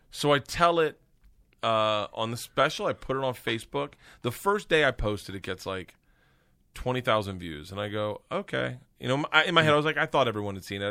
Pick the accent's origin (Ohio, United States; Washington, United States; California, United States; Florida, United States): Florida, United States; I grew up in Florida